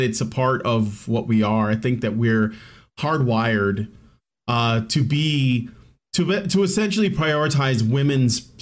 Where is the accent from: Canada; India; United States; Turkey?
United States; Chicago, Illinois; I grew up in Chicago. I lived in a really ghetto, like violent, gang infested hood for most of my life